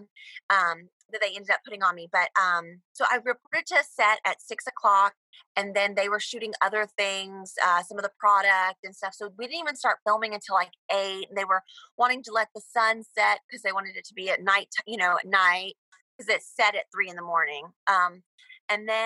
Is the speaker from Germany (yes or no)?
no; Georgia, United States; moved away as an adult; also born or lived in Astoria, Queens, New York; now in New York, United States; I'm from Georgia. But I've been in New York for the last 10 years